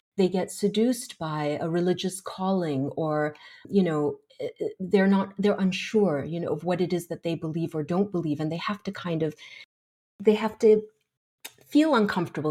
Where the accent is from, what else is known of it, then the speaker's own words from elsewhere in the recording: Kuwait; growing up in Kuwait